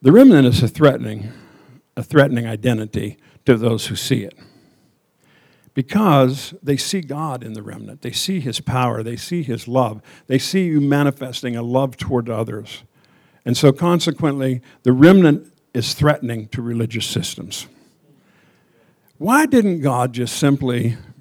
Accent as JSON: {"language": "English", "area": "Endless Mountains", "region": "Pennsylvania", "country": "United States", "tie": "born or raised there", "said": "I was born in the Endless Mountains in Pennsylvania."}